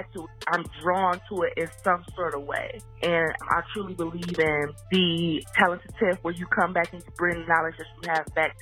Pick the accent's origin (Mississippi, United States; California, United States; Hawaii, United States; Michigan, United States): Michigan, United States; Detroit; moved away; I grew up in Detroit